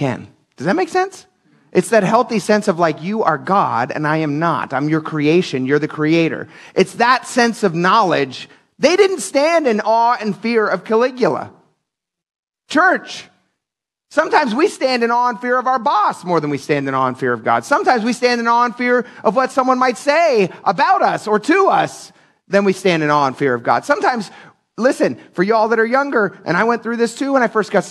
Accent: United States; I'm thankful to have served our country in the Air Force for 15 years

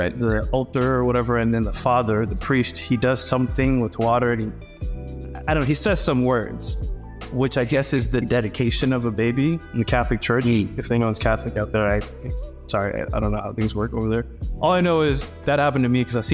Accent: Harare, Zimbabwe; moved away; I grew up in Harare, Zimbabwe, which is the capital city of Zimbabwe

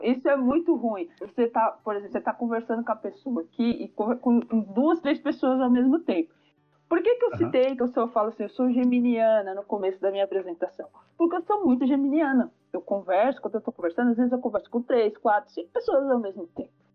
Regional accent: São Paulo, Brazil; sou nascida, criada na zona norte de São Paulo, aqui nas quebradas do Jardim Tremembé

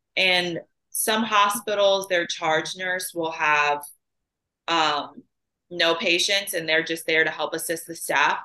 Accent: Chicago, Illinois, United States; also born or lived in Austria; now in St. Louis, United States; And then I lived up in the Chicago area for a majority of my life. Um, and then I moved to St. Louis.

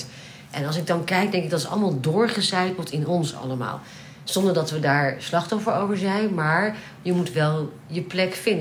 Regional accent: Netherlands; also born or lived in London; ik kom uit Nederland

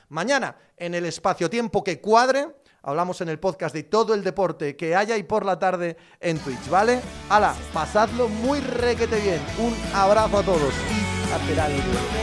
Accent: Cangas del Narcea, Asturias, Spain; mi pueblo

